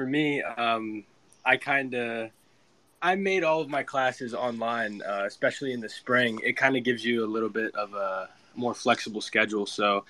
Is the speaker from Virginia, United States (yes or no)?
no; State College, Pennsylvania, United States; from State College, Pennsylvania. I attended high school, Baltimore area. It's a small school here in central Pennsylvania.